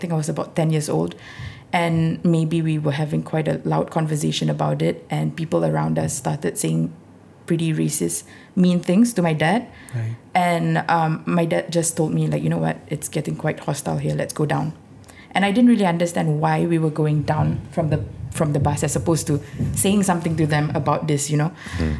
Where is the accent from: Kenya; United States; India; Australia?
India; being Indian, being Muslim, being female, I never really realized it until at some point in my 20s or something.